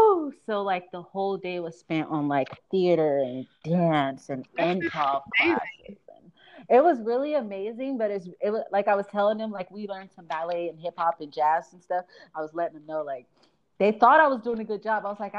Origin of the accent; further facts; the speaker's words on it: Fresno, California, United States; born there; it was brought to my attention by a social worker that I was born in Fresno.